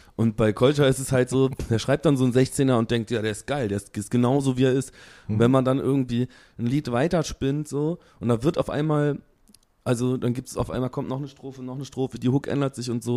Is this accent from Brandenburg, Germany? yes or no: no; Aachen, North Rhine-Westphalia, Germany; … und ich, wir kommen ja aus Aachen